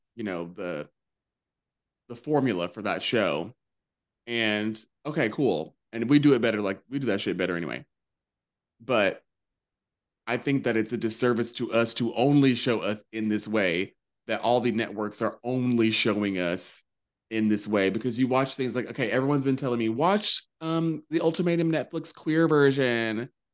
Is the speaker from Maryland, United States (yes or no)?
no; North Carolina, United States; now in New York, United States; growing up in North Carolina